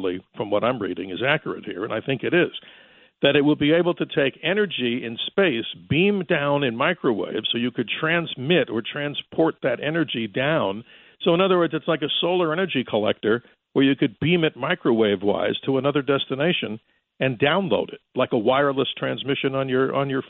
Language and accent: English; New York, United States; growing up in New York, listening to WABC